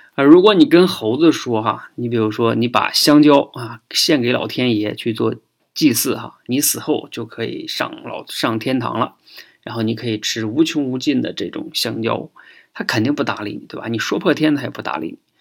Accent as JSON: {"language": "Chinese", "country": "China", "said": "我们中国人呢更逗啊，我们说自己是龙的传人"}